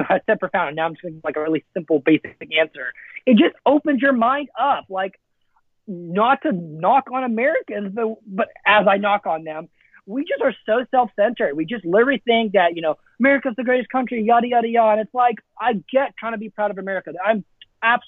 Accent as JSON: {"language": "English", "region": "Alberta", "country": "Canada", "tie": "born or raised there", "first_language": "Afrikaans", "second_language": "English", "moved": "yes", "lives_now": "United States", "said": "I grew up in Canada. So Banff was my backyard"}